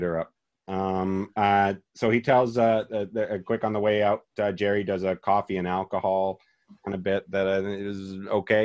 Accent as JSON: {"language": "English", "country": "Canada", "said": "as a Canadian"}